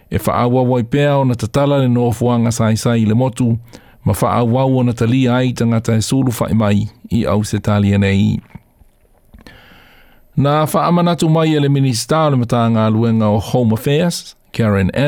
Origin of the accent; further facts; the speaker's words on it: Sri Lanka; now in Australia; I am from Sri Lanka. I came to Australia seeking asylum and safety. I am a uh, refugee.